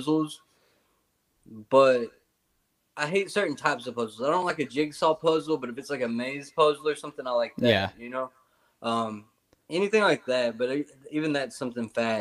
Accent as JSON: {"language": "English", "region": "Tennessee", "country": "United States", "said": "I'm from Tennessee"}